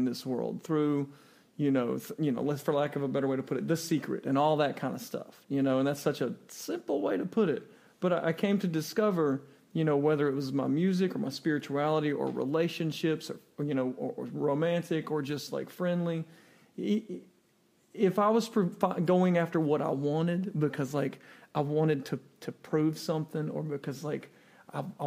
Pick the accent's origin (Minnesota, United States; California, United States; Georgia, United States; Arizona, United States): Georgia, United States; South; also born or lived in Chicago / Los Angeles / New York / Atlanta; now in Mount Juliet, Tennessee, United States; where I was raised in South Georgia